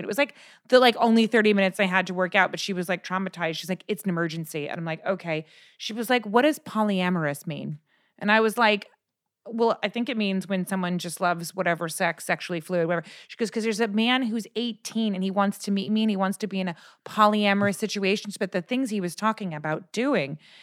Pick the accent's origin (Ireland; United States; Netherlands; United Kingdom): United States; California; I'm from California